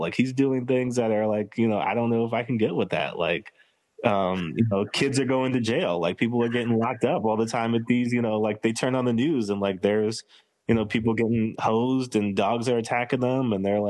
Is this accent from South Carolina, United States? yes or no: no; Chicago, Illinois, United States; from Chicago.